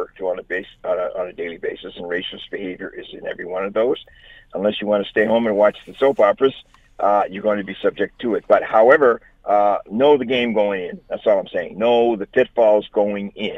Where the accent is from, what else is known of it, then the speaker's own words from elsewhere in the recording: Halifax, Nova Scotia, Canada; also born or lived in Newfoundland; I grew up in Halifax.